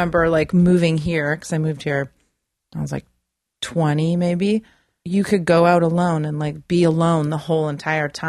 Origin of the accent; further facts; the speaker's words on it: Calgary, Alberta, Canada; now in Vancouver, Canada; I am from Calgary.